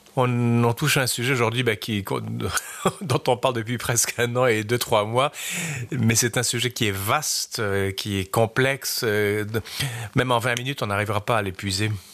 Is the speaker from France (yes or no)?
no; Quebec, Canada; chez nous, au Québec et au Canada